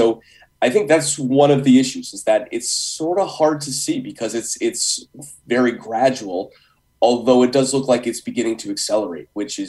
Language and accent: English; Guilford, Connecticut, United States; so I grew up in Guilford, and obviously when you grow up there, you spend a lot of time down by the water.